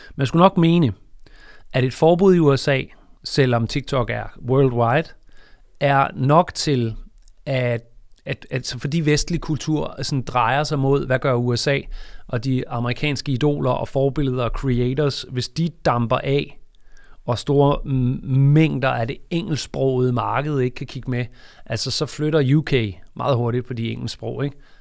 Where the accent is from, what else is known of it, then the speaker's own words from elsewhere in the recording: Denmark; vi er fra Danmark